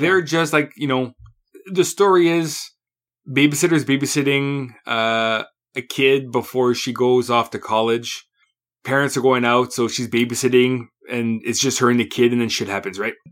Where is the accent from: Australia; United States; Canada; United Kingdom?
Canada; I'm Canadian